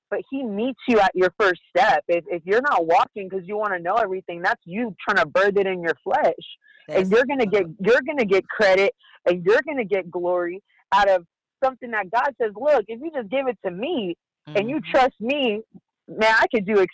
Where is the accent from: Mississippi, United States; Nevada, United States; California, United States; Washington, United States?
California, United States; San Diego; I'm from San Diego, California